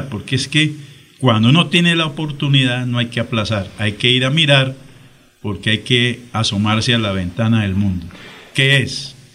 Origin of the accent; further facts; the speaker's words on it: Bucaramanga, Santander, Colombia; born there; Los dos apellidos me identifican como familia de la ciudad de Zapatoca, pero yo nací en Bucaramanga.